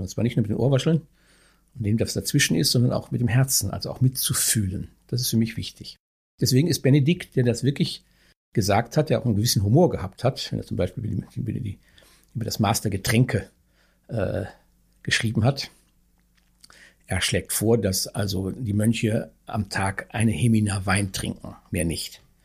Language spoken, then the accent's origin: German; North Rhine-Westphalia, Germany; moved away as an adult; also born or lived in Bavaria / Niederalteich; now in Berlin, Germany; Herkommen tue ich aus dem etwas, ich muss sagen, ja nicht sagen Ostwestfalen